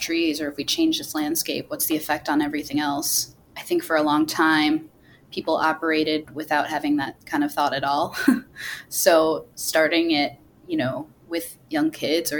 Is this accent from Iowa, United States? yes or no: no; Wisconsin, United States; I grew up in Wisconsin, so we've got quite a bit of fishing here